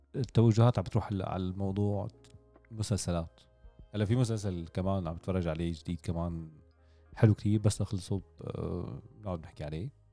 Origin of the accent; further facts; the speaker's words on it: Damascus, Damascus Governorate, Syria; عندنا بالشام